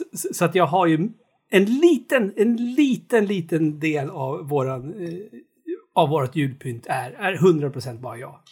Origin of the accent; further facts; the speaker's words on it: Knutby, Uppsala County, Sweden; moved away; när jag var liten och bodde i Knutby